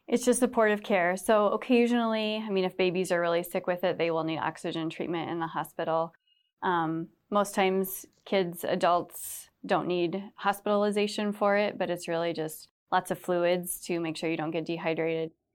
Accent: Cedar Rapids area, Iowa, United States; Cedar Rapids, so we grew up around this area, not right in Cedar Rapids

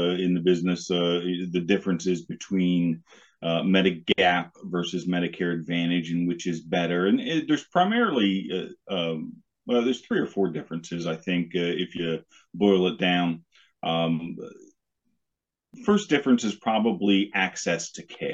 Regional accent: Harrisburg, Pennsylvania, United States; now in Lancaster, United States; I grew up in the Harrisburg area. I live down here in Lancaster now.

